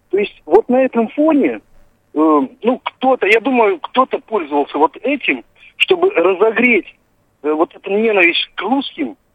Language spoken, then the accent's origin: Russian; Moldova; я родился в Молдавии.